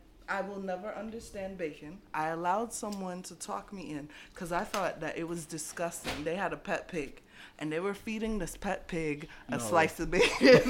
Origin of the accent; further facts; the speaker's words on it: Jamaica; Right, because I'm Jamaican